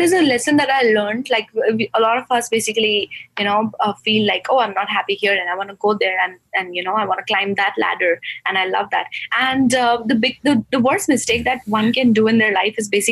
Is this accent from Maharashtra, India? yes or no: no; Gujarat, India; moved away as an adult; now in United States; I'm from Gujarat